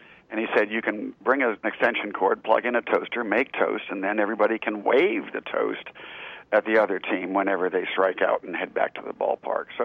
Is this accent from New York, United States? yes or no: no; outside of Pittsburgh, Pennsylvania, United States; now in Charleston, United States; I grew up outside of Pittsburgh